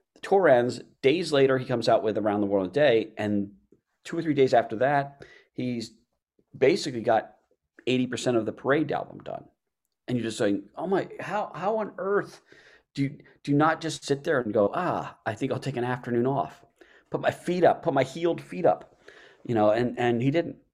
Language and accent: English; Baltimore, Maryland, United States; moved away; I'm from Baltimore. Uh, so I grew up, uh, back there